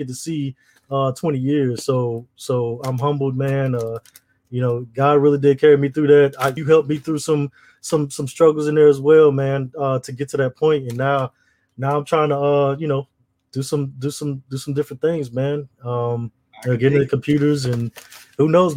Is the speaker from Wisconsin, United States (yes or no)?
no; Southern Mississippi, United States; moved away as an adult; also born or lived in DMV (Washington, D.C. area); now in Washington, D.C. area, United States; I'm originally from Mississippi